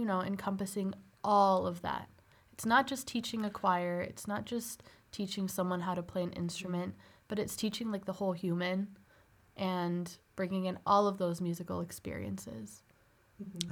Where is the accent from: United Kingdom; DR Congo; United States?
United States; Northbrook, Illinois; Originally, I'm from Northbrook, Illinois